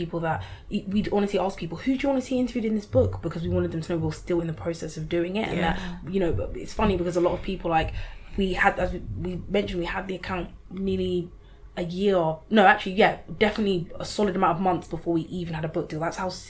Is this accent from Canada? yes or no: no; Lagos, Nigeria; born there; Just born in Lagos. Like, I haven't been there since 2012.